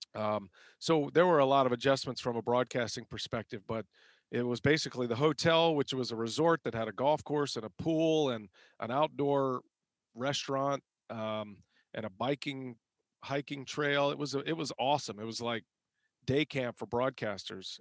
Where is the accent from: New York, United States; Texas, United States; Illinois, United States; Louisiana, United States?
Texas, United States; moved away as an adult; now in Milwaukee, United States; I grew up in Texas, a sixth generation Texan. And so then I moved to Milwaukee and now I've been here 15 years